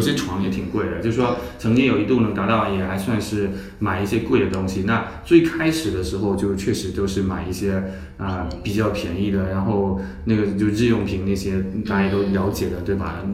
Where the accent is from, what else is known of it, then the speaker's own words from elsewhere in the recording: Chaozhou, Guangdong, China; also born or lived in Beijing; now in Shanghai, China; 我老家在潮州，然后我，嗯。我们那个家住了二三十年